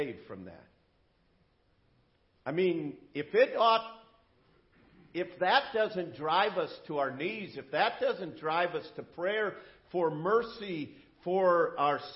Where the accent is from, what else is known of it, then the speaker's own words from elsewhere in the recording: United States; as an American